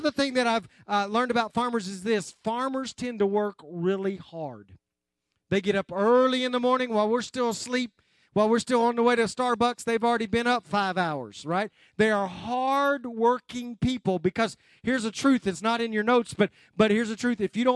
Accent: Anadarko, Oklahoma, United States; I grew up in West Oklahoma, Anadarko, Oklahoma.

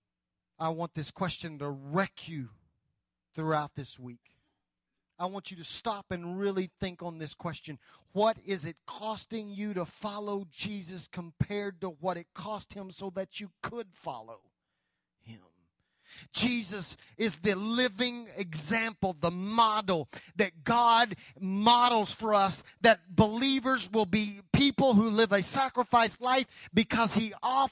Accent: United States; as American Christians

